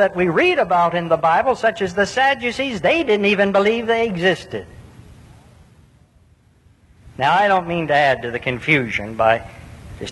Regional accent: United States; I'm an American.

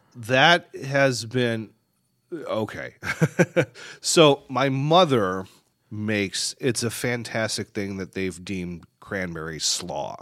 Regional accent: Michigan, United States; moved away; also born or lived in Chicago; I grew up in Michigan

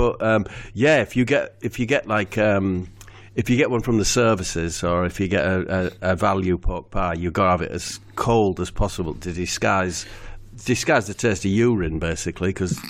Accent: Middlesbrough, North East England, United Kingdom; born or raised there

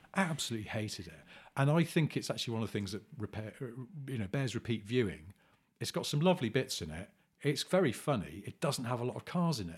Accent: England, United Kingdom; we're English men

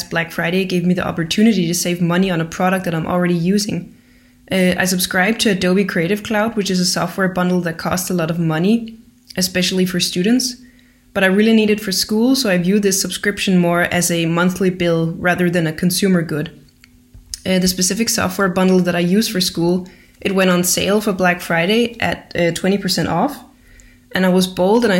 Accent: Denmark; moved away as an adult; now in Austria; from Denmark, but I'm calling from Austria, where I study design

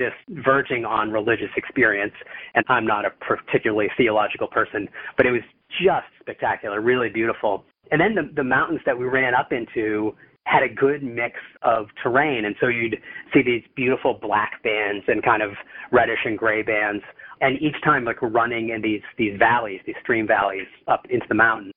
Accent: United States

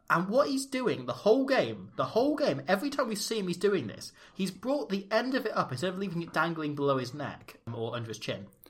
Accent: Wales, United Kingdom; our family all date back through the same one village in Wales

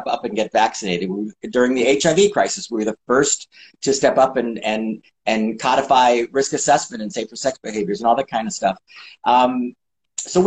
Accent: Chicago, Illinois, United States; moved away; also born or lived in New York / Los Angeles; I'm from Chicago, then lived in New York for a while, Manhattan, and then moved to Los Angeles in 1980.

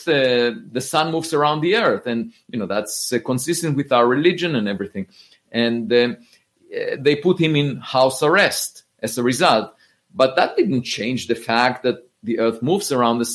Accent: Israel; moved away as an adult; I grew up in Israel

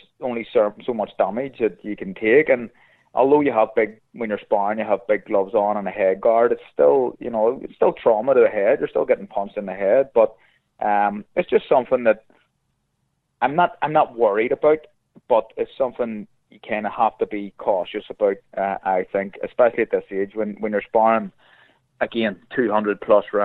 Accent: Belfast, Northern Ireland, United Kingdom; I love Belfast. It's my favourite city in the world. It's my hometown, and I love it

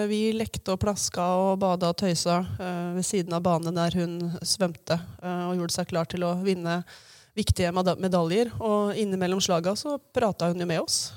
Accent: Hamar, Innlandet, Norway; da jeg vokste opp her på Hamar, på Riddaby, og begynte å skjønne at jeg var skeiv

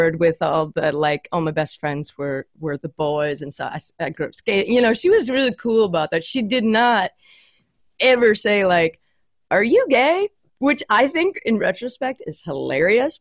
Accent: Fox Island, Washington, United States; I grew up in Washington State

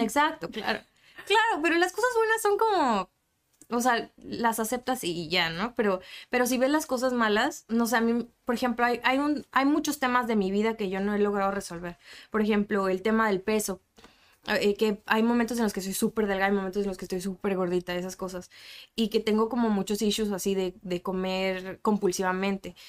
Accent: Mexico City, Mexico; now in Tijuana, Mexico; Yo soy de la Ciudad de México

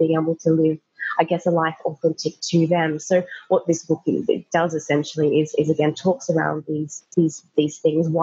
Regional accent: Australia; moved away as an adult; now in London, United Kingdom; I'm currently living in London, Australian born.

